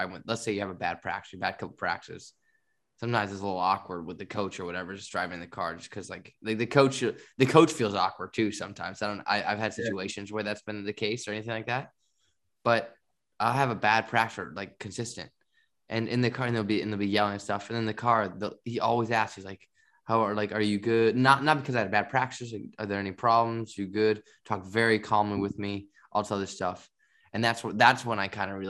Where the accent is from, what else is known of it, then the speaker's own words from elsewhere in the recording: United States; moved away as an adult; I'm like the American